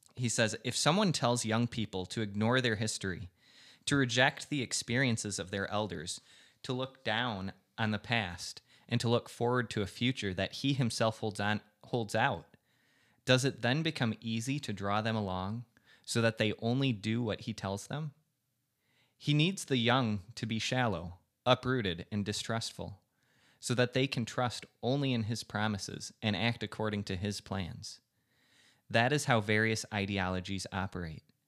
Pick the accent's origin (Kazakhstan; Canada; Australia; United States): United States; as an American